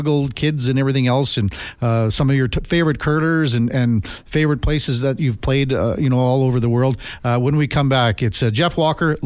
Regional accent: Melville, Saskatchewan, Canada; my hometown, Melville, Saskatchewan

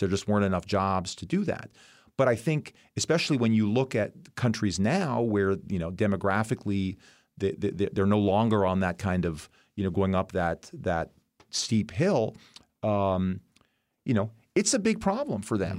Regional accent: United States; as an American

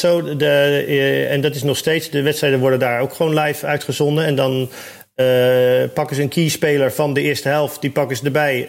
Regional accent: Rotterdam, South Holland, Netherlands; Ik kom uit Rotterdam

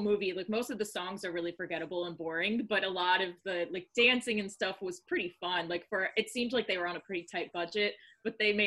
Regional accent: the South, United States; moved away; I grew up in the South

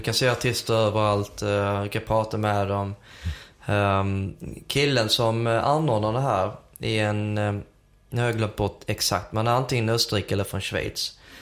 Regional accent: Helsingborg, Skåne, Sweden; moved away as an adult; also born or lived in Södertälje / Uppsala / Märsta; jag är ju uppvuxen i Helsingborg men eh, född i Södertälje

